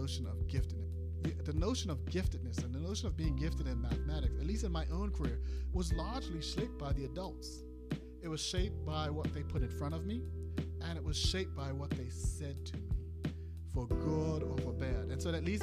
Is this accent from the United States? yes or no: no; Bermuda; I'm from Bermuda